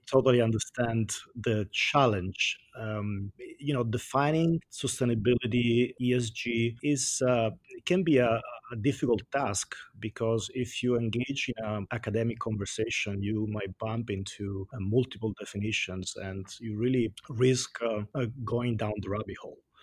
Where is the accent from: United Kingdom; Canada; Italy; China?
Italy; accent: Italian; English is a second language; moved away as an adult; also born or lived in Washington, D.C., United States; now in United States; I'm Italian